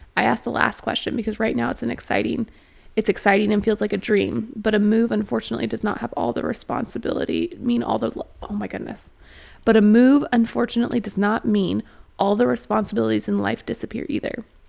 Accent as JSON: {"language": "English", "town": "Austin", "region": "Texas", "country": "United States", "tie": "born or raised there", "moved": "as an adult", "lives_now": "Northwest Arkansas, United States", "said": "I was born in Austin, Texas, and I've spent a lot of time in Austin."}